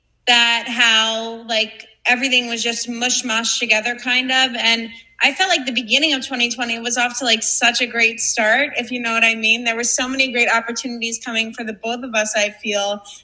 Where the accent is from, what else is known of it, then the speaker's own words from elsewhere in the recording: Long Island, New York, United States; we come from Long Island.